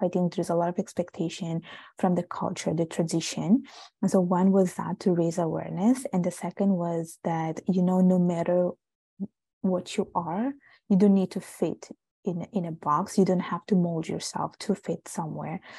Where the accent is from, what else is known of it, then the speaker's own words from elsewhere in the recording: Italy; now in Montreal, Canada; I was born and raised in Italy